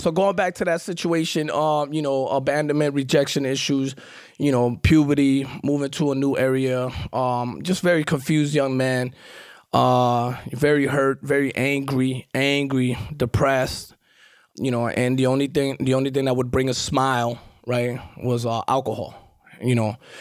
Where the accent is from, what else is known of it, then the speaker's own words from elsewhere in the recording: New York City, New York, United States; accent: New York; also born or lived in Guatemala; grew up in Queens, Far Rockaway